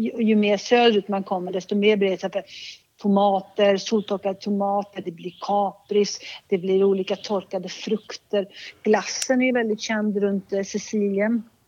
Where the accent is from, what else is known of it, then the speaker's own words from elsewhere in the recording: Liguria, Italy; moved away; Jag är uppvuxen i Ligurien